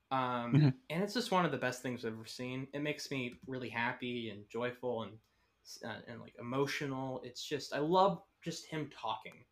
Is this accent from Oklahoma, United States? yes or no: no; Texas, United States; I'm from Texas.